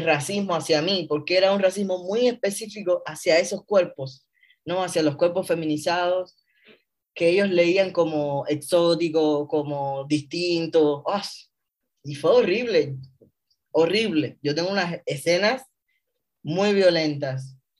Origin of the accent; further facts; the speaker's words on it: Havana, Cuba; moved away as an adult; also born or lived in San Cristóbal de las Casas, Chiapas, Mexico; now in Mexico; Yo nací en La Habana, Cuba, en el año 1985. Eh, me crié en uno de los barrios eh, de las afueras de la ciudad que se llama Reparto Eléctrico